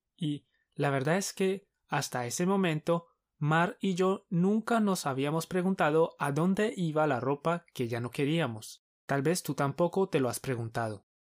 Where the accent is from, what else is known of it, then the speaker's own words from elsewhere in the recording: Colombia; Somos dos profes colombianos